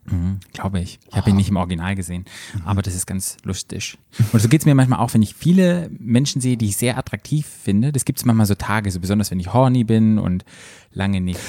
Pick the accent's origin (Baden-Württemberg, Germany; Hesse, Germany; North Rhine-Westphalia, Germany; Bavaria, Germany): Baden-Württemberg, Germany; Black Forest; bei uns im Schwarzwald